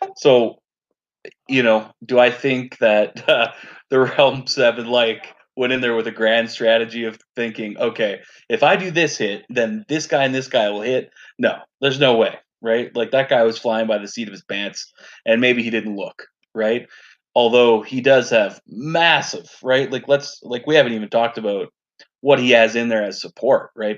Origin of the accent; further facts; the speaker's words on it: Canada; I'm a Canadian Dom player